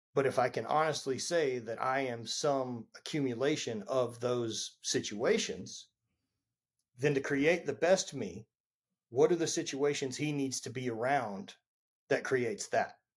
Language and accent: English; Louisiana, United States; I grew up in Louisiana